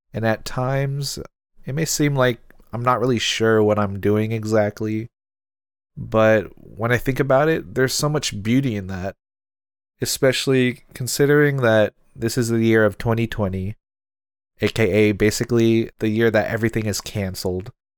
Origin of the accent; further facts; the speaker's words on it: Seattle, Washington, United States; I'm Filipino American and from Seattle, Washington